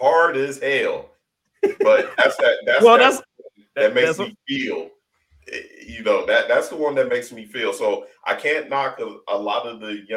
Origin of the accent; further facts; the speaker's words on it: Ohio, United States; I'm straight from Ohio